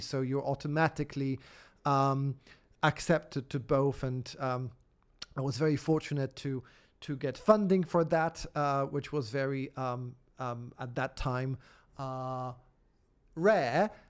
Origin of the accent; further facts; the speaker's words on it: Poland; moved away as an adult; also born or lived in Oxford, United Kingdom / Edinburgh, United Kingdom; now in United Kingdom; I grew up in Poland at a, at a, at a point of transition.